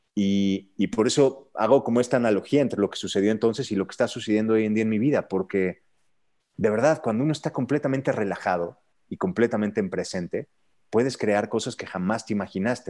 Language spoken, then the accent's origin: Spanish; Querétaro, Mexico; first language Spanish; yo vengo de Querétaro